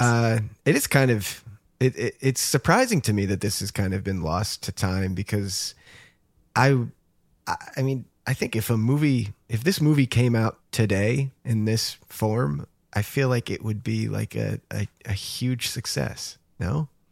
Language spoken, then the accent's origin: English; New Jersey, United States; growing up in New Jersey, like we didn't go very far